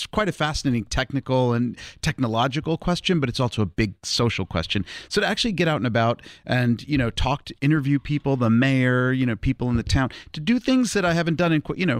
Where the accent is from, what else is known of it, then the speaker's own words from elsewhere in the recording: United States; now in Switzerland; I look back to across the Atlantic at my home country